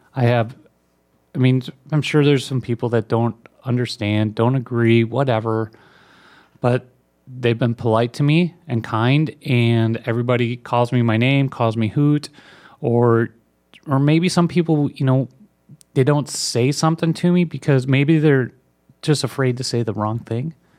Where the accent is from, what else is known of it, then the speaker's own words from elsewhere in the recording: Minnesota, United States; The University of Minnesota, my home state.